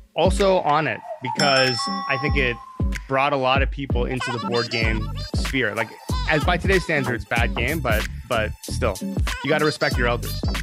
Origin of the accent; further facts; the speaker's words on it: Canada; I'm Canadian